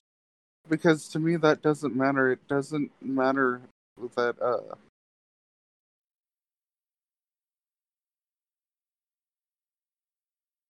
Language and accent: English; Venezuela; now in United States; my homeland